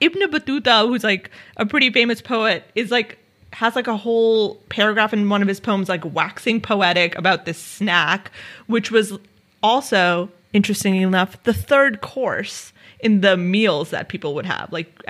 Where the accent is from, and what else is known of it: India